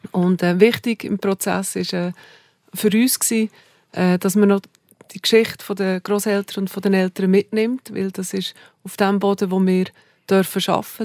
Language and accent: German; Saanenmöser, Bern, Switzerland; accent: Bernese German, mixed with Aargau; Also ich bin in Saanemöser aufgewachsen.